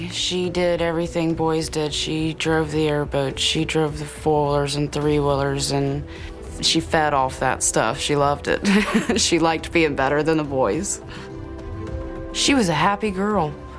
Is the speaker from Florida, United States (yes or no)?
yes; Bull Creek, Florida, United States; Bull Creek's amazing. It's 22,000 acres of beautiful woods, and that was our playground out there. We learned how to grow up back there.